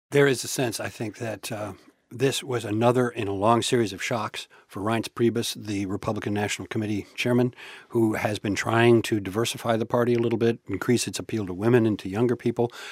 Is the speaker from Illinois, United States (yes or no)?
yes; Chicago, Illinois, United States; moved away; I grew up in Chicago, I wasn't born there